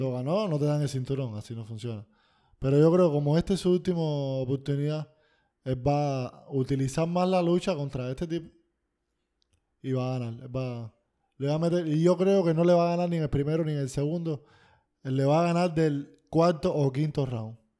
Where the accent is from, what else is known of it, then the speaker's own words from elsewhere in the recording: Cuba; soy cubano